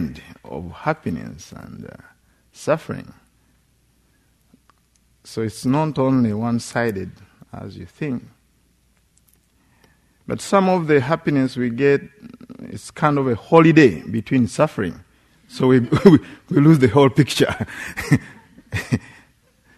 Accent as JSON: {"language": "English", "country": "Uganda", "tie": "born or raised there", "moved": "yes", "said": "In Uganda, especially, we have extended families"}